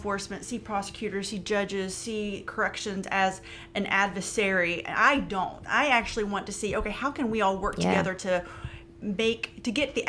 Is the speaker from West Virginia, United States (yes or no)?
yes; Huntington, West Virginia, United States; I went to a Marshall University in my hometown.